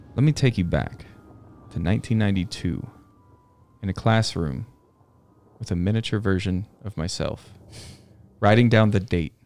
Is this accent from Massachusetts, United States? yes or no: no; Southern California, United States; also born or lived in Canoga Park / Simi Valley; I grew up in Southern California where there's almost no weather.